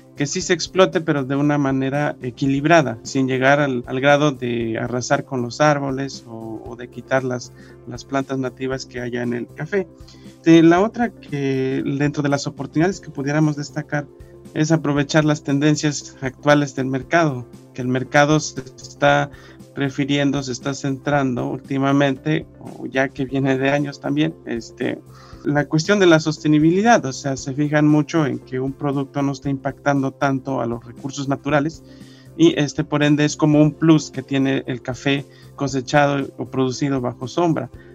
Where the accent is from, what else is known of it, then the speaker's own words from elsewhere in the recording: Mexico; nosotros como sociedad mexicana